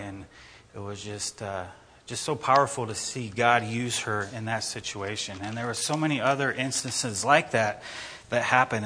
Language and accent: English; Idaho, United States; People ask, "Where are you guys from?" You say Idaho.